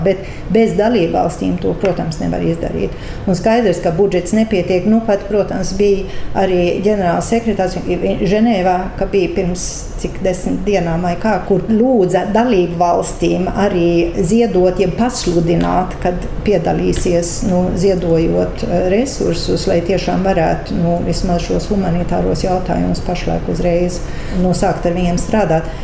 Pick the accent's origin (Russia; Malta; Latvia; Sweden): Sweden; es dzimu Zviedrijā, tāpēc ka man vecāki aizbēga no Latvijas